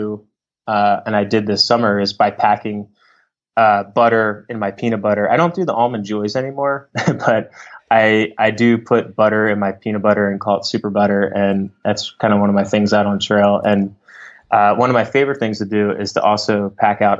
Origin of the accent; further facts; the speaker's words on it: Philadelphia, Pennsylvania, United States; I'm from Philadelphia